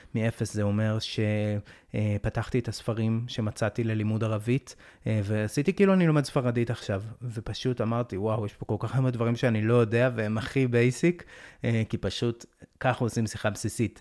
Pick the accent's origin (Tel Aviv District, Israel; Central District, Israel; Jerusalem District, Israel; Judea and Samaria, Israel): Jerusalem District, Israel; Jerusalem; אני הייתי ירושלמי כל החיים, גדלתי באזור תלפיות, באקה